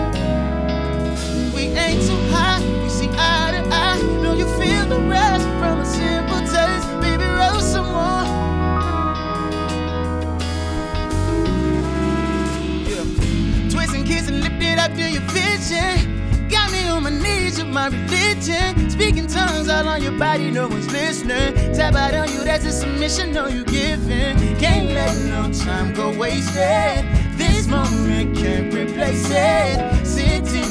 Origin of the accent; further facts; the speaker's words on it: New Orleans, Louisiana, United States; I'm from New Orleans